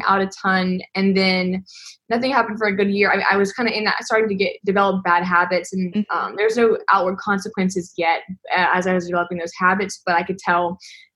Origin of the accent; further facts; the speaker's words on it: Madison, Mississippi, United States; I'm 20 years old, and I am from Madison, Mississippi.